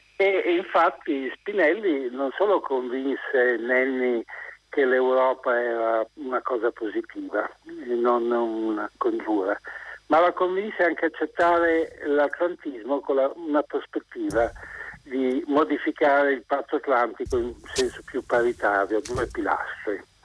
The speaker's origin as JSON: {"language": "Italian", "town": "Bologna", "region": "Emilia-Romagna", "country": "Italy", "moved": "yes", "lives_now": "Casentino, Italy", "said": "chiamo da, da Casentino, ma sono bolognese."}